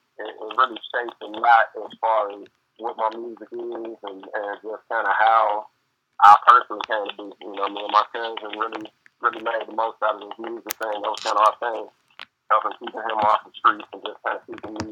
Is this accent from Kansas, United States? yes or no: no; St. Louis, Missouri, United States; moved away as an adult; now in Palm Beach, United States; I'm born and raised in St. Louis.